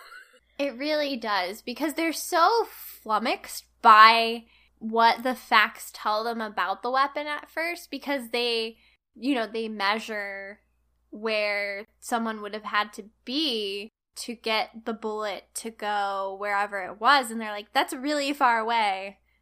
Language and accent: English; United States; I'm an American